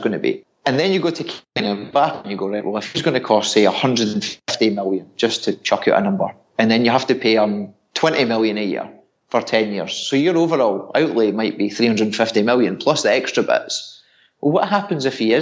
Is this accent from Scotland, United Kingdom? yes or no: yes; Scotland, United Kingdom; I'm Scottish